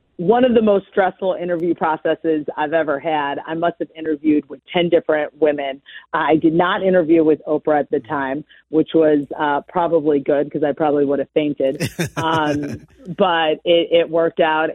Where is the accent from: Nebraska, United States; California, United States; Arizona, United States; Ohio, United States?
Ohio, United States; Cleveland; moved away as an adult; also born or lived in Chicago; I was born and raised in Cleveland, Shaker Heights to be specific. And though I haven't lived there in probably 25 years, it's still home to me